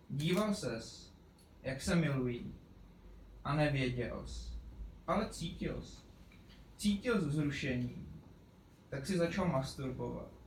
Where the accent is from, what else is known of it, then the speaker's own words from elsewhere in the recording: Pardubice, Pardubice Region, Czechia; jsem původně z Koněpulek, respektive Pardubic.